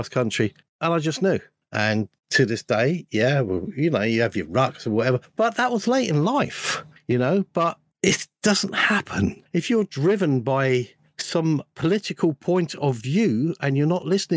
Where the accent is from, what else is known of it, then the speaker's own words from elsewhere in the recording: London, United Kingdom; moved away; I was brought up in London. I got out of there